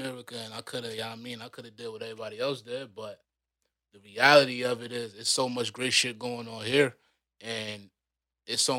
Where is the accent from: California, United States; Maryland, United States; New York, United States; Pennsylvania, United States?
New York, United States; Rochester; moved away as an adult; now in Canada; now I'm from Rochester, New York. East side to be exact.